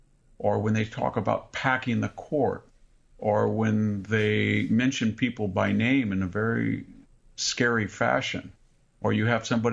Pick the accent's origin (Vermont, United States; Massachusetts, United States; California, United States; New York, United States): California, United States; born or raised there